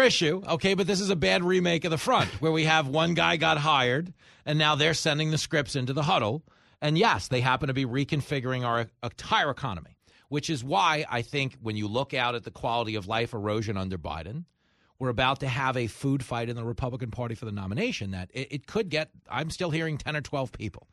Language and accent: English; Levittown, New York, United States; what I grew up doing in Levittown